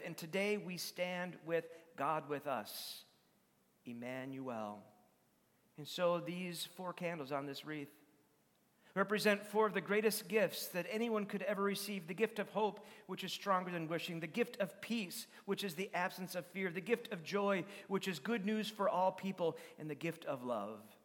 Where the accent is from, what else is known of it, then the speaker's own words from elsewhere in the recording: Madison, United States; where I was growing up in Madison